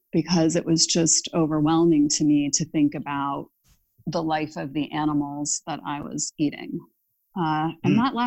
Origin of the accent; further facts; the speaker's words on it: Ohio, United States; I grew up in Ohio